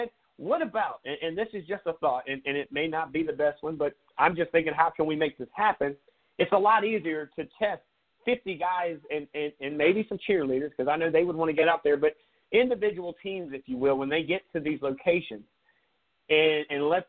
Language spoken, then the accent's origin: English; Myrtle Beach, South Carolina, United States; Myrtle Beach because that's my hometown